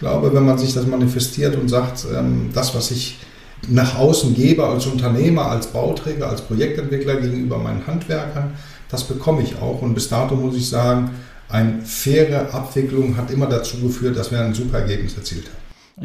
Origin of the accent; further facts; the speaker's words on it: Germany; also born or lived in Greece / Athens / Thessaloniki; ich komme aus Griechenland ursprünglich, bin gebürtiger Grieche, aber in Deutschland geboren